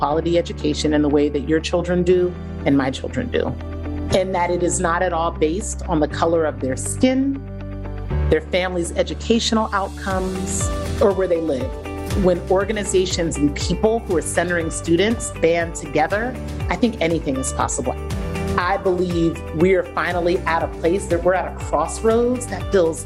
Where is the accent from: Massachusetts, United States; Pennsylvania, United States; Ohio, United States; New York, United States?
Ohio, United States; Columbus; I grew up in Columbus, Ohio, to two Nigerian parents who came here for a better opportunity for their kids and for their own careers